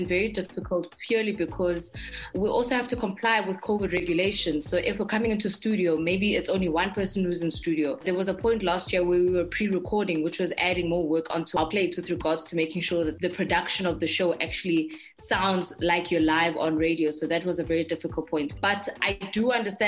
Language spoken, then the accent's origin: English; Johannesburg, Gauteng, South Africa; I grew up in Johannesburg.